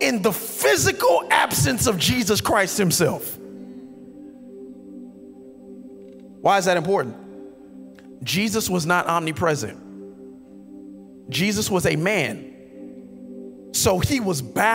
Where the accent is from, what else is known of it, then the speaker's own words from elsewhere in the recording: Miami Gardens, Florida, United States; I'm a dude from Carroll City